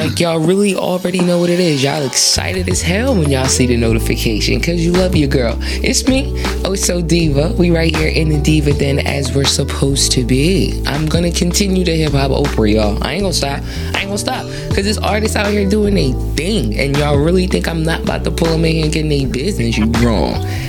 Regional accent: Queens, New York, United States; I'm from Queens, so it gotta sound like that because I'm from Queens.

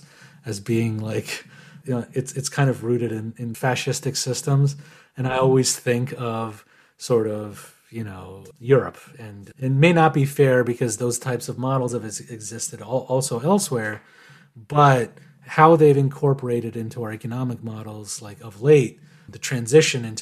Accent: Iran; now in United States; I was born in Iran

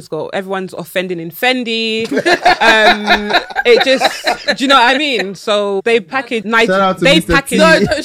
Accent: London, United Kingdom; I'm from Brixton

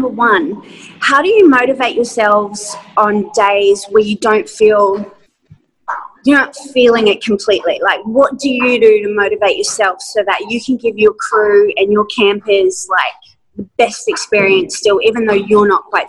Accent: Brisbane, Queensland, Australia; moved away as an adult; now in Bowen, Australia; I'm originally from Brisbane, so we just moved here about 5 months ago to the beautiful Whitsundays

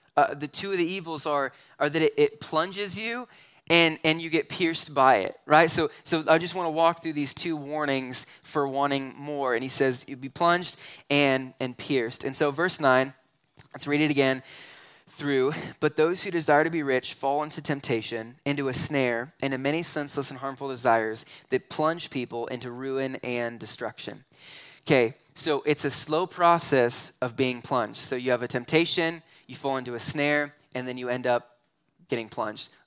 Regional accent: Southern California, United States; moved away; also born or lived in McCook, Nebraska; I grew up in Southern California

